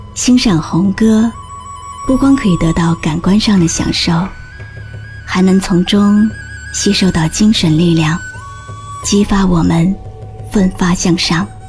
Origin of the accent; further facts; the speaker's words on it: China; 我是中国人。我有一颗中国心